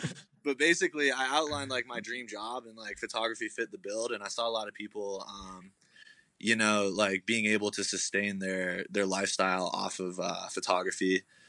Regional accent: Colorado, United States; moved away as an adult; also born or lived in Oregon; So I'm originally from Colorado, super small town. After I graduated high school, I moved to Oregon to go to college.

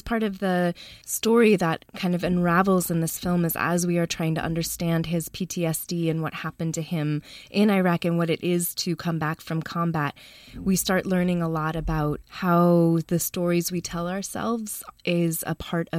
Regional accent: Chicago, Illinois, United States; moved away as an adult; also born or lived in North Carolina; now in Oakland, United States; I grew up in Chicago.

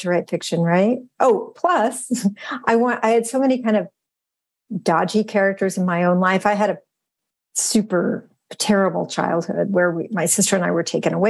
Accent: Western Massachusetts, United States; growing up in Western Massachusetts

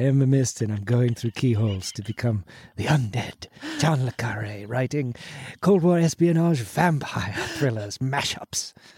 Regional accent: Whittier, California, United States; I'm from Whittier, California, like the most just boring middle class.

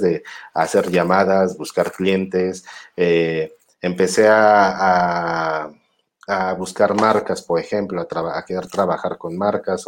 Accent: Mexico

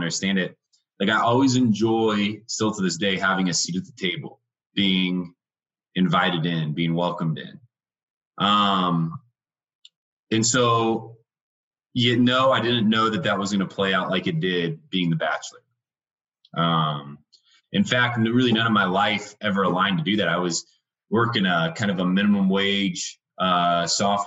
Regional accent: Indiana, United States; moved away as an adult; now in Denver, United States; I was raised in Indiana. It's a small little Midwestern state, in a small little town.

